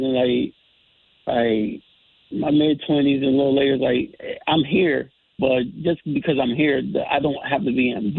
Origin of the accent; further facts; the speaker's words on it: Bridgeport, Connecticut, United States; I grew up in Bridgeport, and early years, like, I'm from Black Rock, Western area, by way of P.T. Barnum Housing Projects